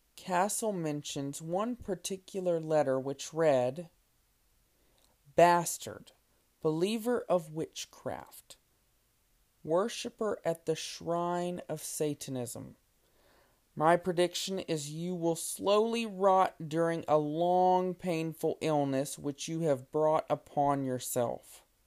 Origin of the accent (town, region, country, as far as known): Lake Charles, Louisiana, United States; born or raised there